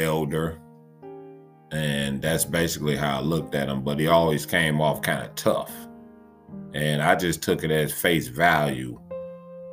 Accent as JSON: {"language": "English", "town": "Detroit", "region": "Michigan", "country": "United States", "tie": "born or raised there", "said": "Coming live from Detroit, Michigan. Salute to my hometown, Detroit."}